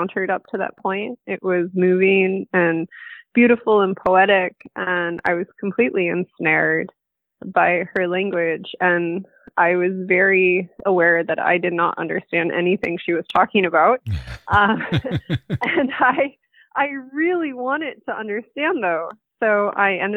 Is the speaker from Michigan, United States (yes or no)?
yes; Michigan, United States; the town where I grew up in Michigan